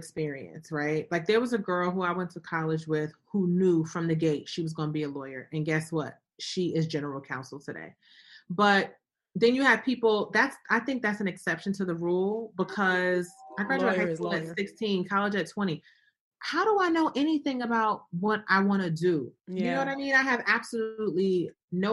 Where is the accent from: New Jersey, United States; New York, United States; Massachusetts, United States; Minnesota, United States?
New Jersey, United States; Newark; moved away; also born or lived in Atlanta, Georgia; I grew up in Newark.